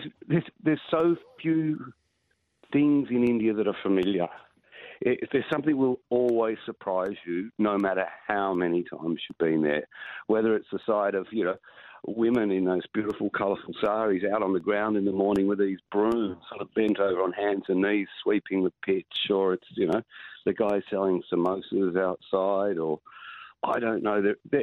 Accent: Australia; I'm just looking at it as an Australian fan for a moment, not an independent journalist.

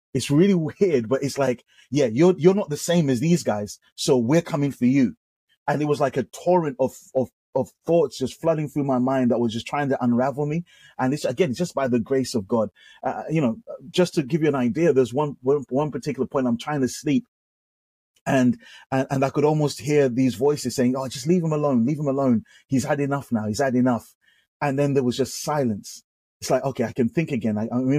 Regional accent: England, United Kingdom; man, we're coming from the UK, you know, like we're coming from the streets of gold, paved with gold." My accent was going to, in my mind, my accent was going to make everyone flock over.

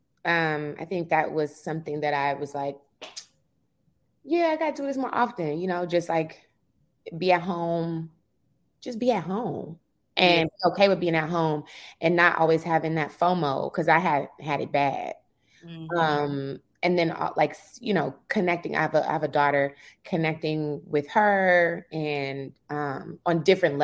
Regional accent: Jamaica; I'm Jamaican.

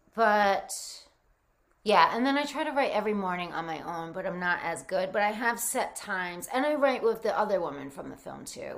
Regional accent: Rhode Island, United States; also born or lived in New Jersey; I grew up in Rhode Island, Rhode Island

